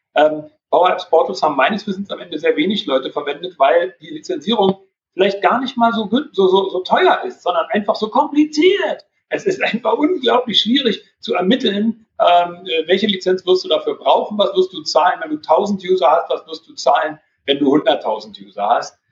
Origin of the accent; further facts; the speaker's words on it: Berlin, Germany; als Berliner